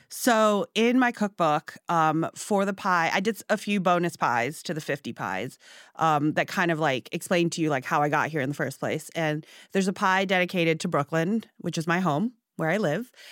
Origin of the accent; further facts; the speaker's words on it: Hong Kong; also born or lived in Singapore; now in United States; I was born in Singapore and I grew up in Hong Kong